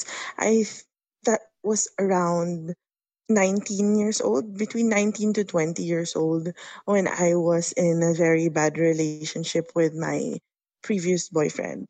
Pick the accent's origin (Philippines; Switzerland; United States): Philippines; I am from the Philippines